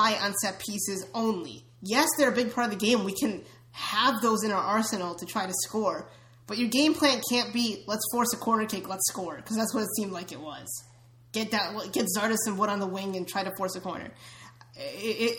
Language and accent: English; United States; We're all American